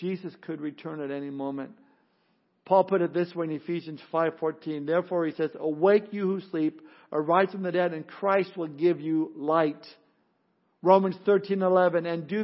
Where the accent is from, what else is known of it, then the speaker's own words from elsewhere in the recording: Southern California, United States; I grew up in Southern California